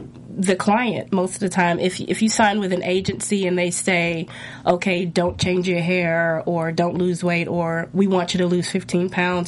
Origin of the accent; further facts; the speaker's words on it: Nashville, Tennessee, United States; I'm from Nashville, Tennessee, actually.